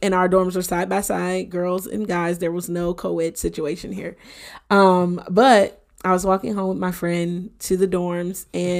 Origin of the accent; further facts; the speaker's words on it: Detroit, Michigan, United States; he would come with me sometimes to my hometown, to Detroit. And my dad was a pastor at the time.